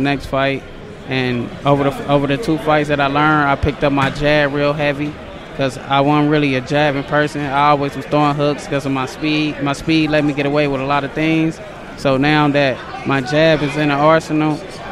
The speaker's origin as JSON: {"language": "English", "town": "Cincinnati", "region": "Ohio", "country": "United States", "tie": "born or raised there", "said": "I was training in Cincinnati first"}